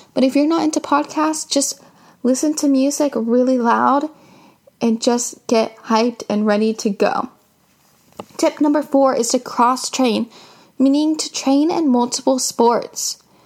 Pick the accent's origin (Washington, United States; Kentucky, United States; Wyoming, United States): Washington, United States; Seattle